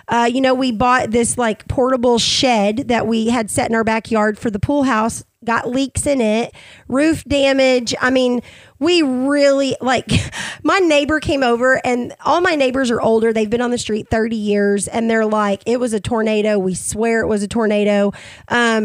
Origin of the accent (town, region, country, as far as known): United States; accent: hillbilly